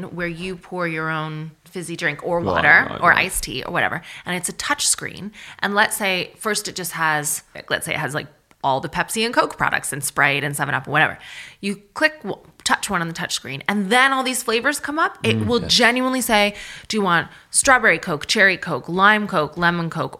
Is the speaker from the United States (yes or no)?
no; Canada; I'm from Canada